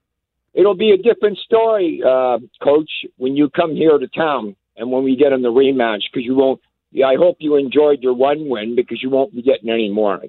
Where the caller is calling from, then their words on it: Calgary, Alberta, Canada; also born or lived in Winnipeg; I'm calling from Calgary.